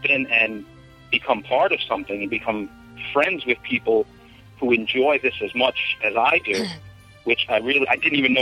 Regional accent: New York City, New York, United States; Growing up I grew up in the Bronx

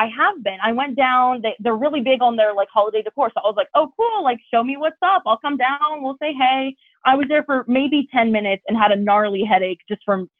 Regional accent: Nashville, Tennessee, United States; now in Phoenix, United States

